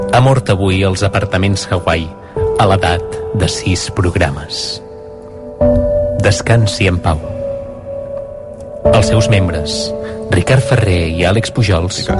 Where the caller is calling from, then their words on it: Vilanova i la Geltrú, Catalonia, Spain; de Vilanova i la Geltrú